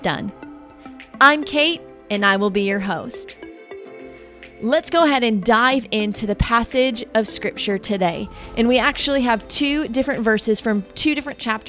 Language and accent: English; Wisconsin, United States; I grew up in Wisconsin